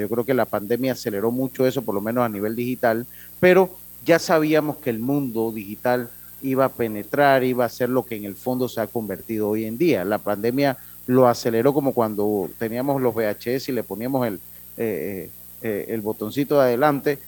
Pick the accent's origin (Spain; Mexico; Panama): Panama; Interior of Panama; como hablamos allá en, la, en mi tierra, en el interior del país